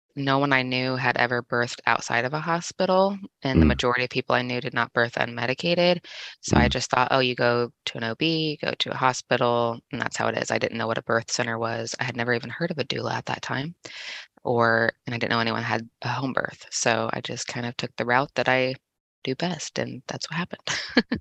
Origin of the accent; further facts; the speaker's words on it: Indiana, United States; also born or lived in Kansas City, Missouri / Tekamah, Nebraska; I was born in Kansas City, Missouri, but I've spent the majority of my life in Indiana with a brief stint in Nebraska and then back to Indiana